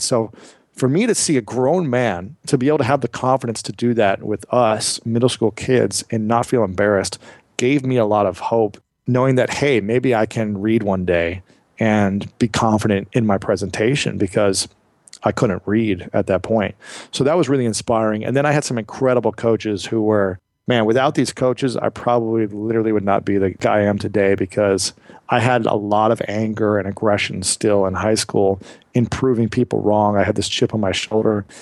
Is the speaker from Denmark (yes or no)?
no; United States; I grew up in America